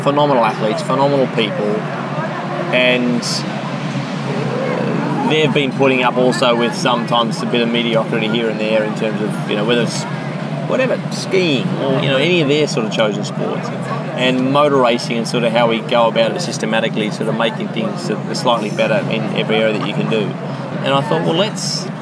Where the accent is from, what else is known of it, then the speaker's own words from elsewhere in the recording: Australia; I spent a lot of time in the country growing up in Australia